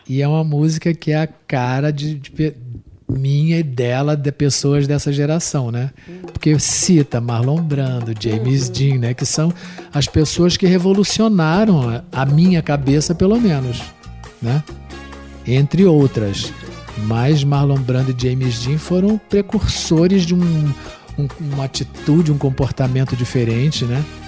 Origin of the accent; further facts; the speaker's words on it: Brazil; não sou do Nordeste, mas sou do Brasil